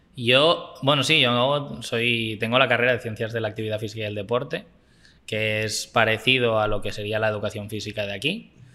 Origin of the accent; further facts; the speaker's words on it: Barcelona, Catalonia, Spain; moved away as an adult; now in Costa Rica; Yo nací en Barcelona ciudad. Yo nací en Barcelona ciudad y viví, sí, bueno, vivo más o menos por la montaña de Colsalona, un poco más arriba, pero, pero sí, sí, he vivido toda mi vida en Barcelona.